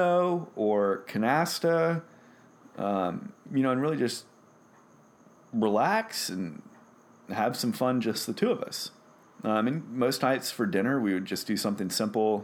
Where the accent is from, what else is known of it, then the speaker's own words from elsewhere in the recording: Louisiana, United States; now in San Diego, United States; we're both from Louisiana